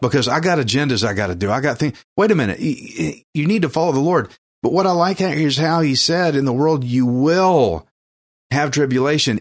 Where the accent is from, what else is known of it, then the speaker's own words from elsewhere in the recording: Texas, United States; accent: redneck; I'm from Texas, fifth generation Texan